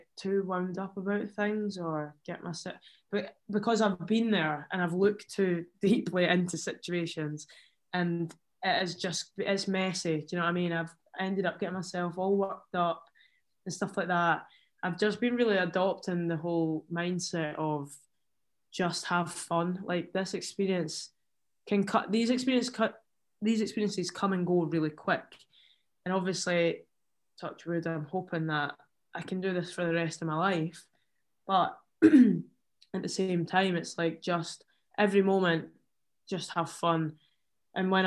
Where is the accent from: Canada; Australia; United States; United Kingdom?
United Kingdom; Scotland; being Scottish